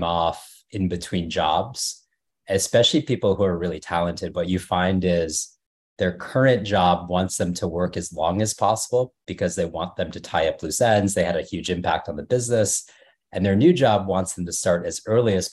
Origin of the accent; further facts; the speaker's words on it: Dallas, Texas, United States; moved away as an adult; also born or lived in Washington, District of Columbia, United States / New York; I grew up in Dallas and a suburb north of Dallas